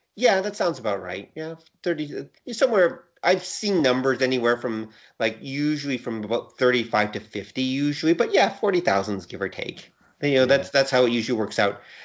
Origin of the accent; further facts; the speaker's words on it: Canada; As a Canadian